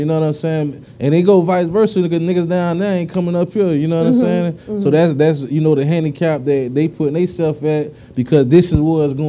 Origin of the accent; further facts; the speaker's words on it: South Miami-Dade, Florida, United States; I'm from down south, man. So down south, like it be different. You know, I travel a lot, so you know, I'm from the Ranger, right?